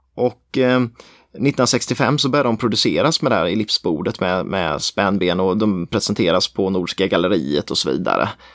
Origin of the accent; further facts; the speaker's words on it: near Tenhult, Småland, Jönköping County, Sweden; Tenhult är jäkligt nära där jag kommer ifrån.